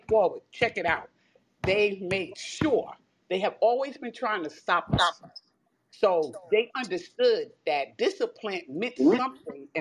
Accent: New Jersey, United States; I'm from Jersey

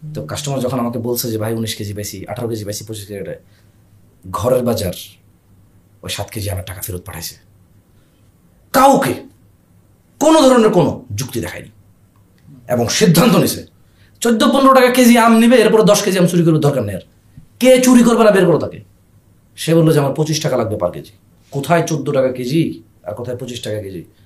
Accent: Bangladesh; আমরা বাংলাদেশে জন্ম হওয়া মানুষ

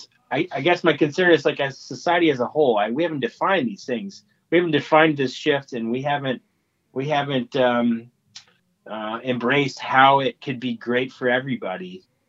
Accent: Midwest, Indiana, United States; I grew up in the Midwest with traditional values

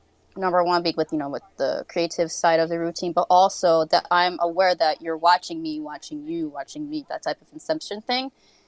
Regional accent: New York City, New York, United States; I will mean mug you because, you know, I'm from the Bronx. That's how we do.

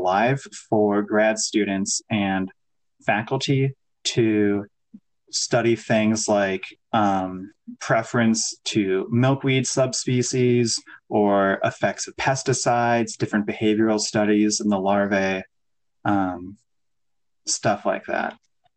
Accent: Northern Illinois, United States; moved away as an adult; now in Iowa, United States; I grew up in Northern Illinois, kind of outside the Chicagoland area

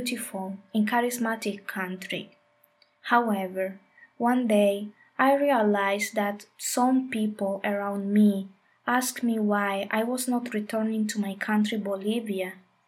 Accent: Colombia; I grew up in Colombia in a family with a mind a little close to new ideas or paradigms

